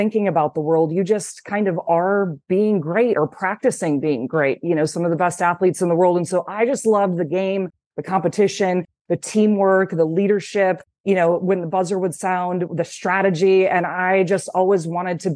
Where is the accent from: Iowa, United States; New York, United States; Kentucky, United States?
Iowa, United States; Cedar Rapids; And living in Iowa, I'm from Cedar Rapids, Iowa. My parents still live there